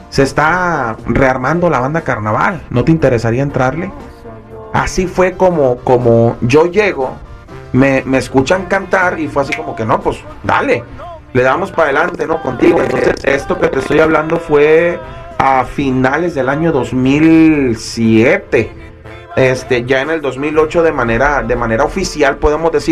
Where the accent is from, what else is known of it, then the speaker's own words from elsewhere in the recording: Mazatlán, Sinaloa, Mexico; Mira, en, mi caso, eh, que soy, soy de Mazatlán, este Mazatlán es un lugar muy chiquito, pues está, bien morrito